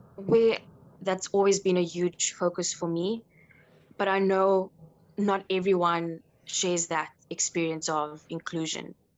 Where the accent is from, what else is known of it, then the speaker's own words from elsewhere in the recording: South Africa; from South Africa